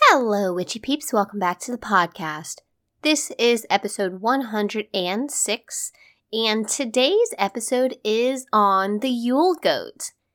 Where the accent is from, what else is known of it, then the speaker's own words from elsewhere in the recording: United States; as an American who has very limited experience with Northern European and Scandinavian traditions